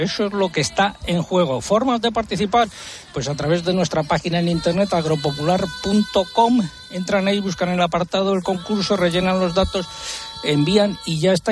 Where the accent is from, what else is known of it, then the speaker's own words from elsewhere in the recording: Adanero, Castile and León, Spain; en mi pueblo en Adanero